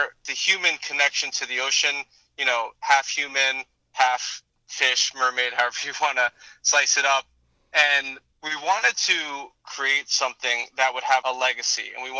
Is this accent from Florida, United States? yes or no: yes; Florida, United States; growing up in South Florida, we are aware of the situations plaguing our coral reefs.